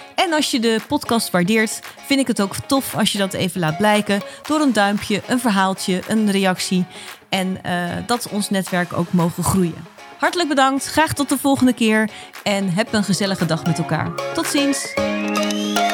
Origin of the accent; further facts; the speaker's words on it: Rotterdam, South Holland, Netherlands; als Rotterdammer